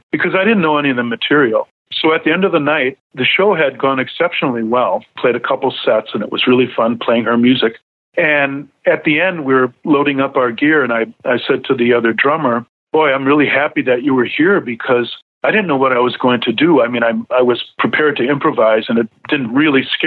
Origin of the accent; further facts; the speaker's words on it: Racine, Wisconsin, United States; also born or lived in Milwaukee, Wisconsin; my hometown of Racine, Wisconsin